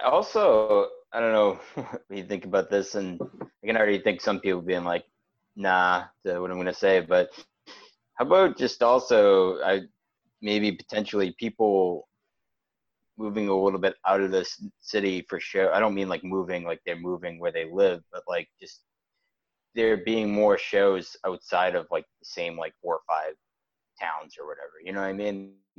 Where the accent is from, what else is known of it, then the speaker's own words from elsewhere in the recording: Wakefield, Massachusetts, United States; we're from Wakefield, which is a lot a little bit further out